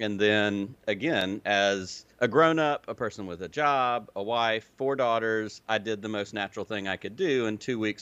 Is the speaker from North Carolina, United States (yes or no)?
no; Selma, Alabama, United States; accent: hybrid Southern/Illinois; also born or lived in Peoria, Illinois; when I was 10, my family moved to obviously the most logical place from Peoria, Illinois, which was Selma, Alabama